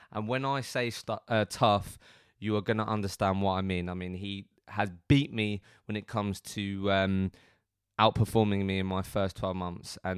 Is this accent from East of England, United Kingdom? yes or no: yes; Benfleet, East of England, United Kingdom; I went to school in Benfleet